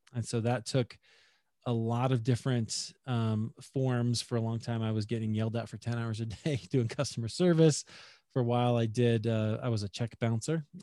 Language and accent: English; Des Moines, Iowa, United States; moved away as an adult; also born or lived in Chicago; now in Denver, United States; I grew up in Des Moines, Iowa, actually. So that's my hometown.